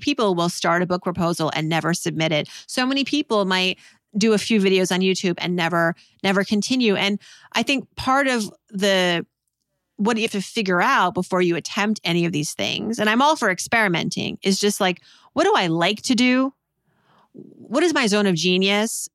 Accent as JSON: {"language": "English", "town": "Worcester", "region": "Massachusetts", "country": "United States", "tie": "born or raised there", "also_born_or_lived": "New York", "moved": "yes", "said": "growing up in Worcester, Massachusetts"}